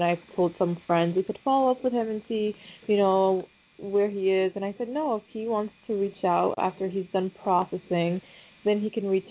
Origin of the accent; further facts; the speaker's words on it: Egypt; moved away; I'm from Egypt